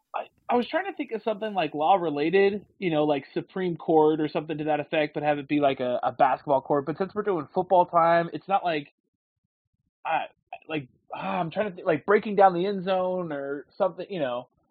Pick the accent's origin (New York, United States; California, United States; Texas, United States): California, United States; a little bit north of San Francisco; I grew up a little bit north of San Francisco